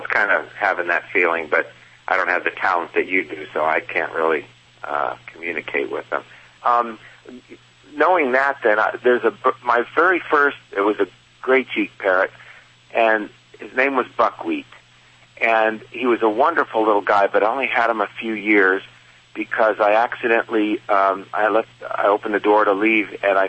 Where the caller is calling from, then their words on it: California, United States; I'm calling from Southern California.